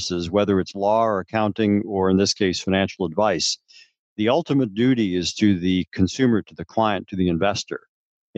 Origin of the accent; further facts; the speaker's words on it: Upper Peninsula of Michigan, United States; I grew up in the Upper Peninsula of Michigan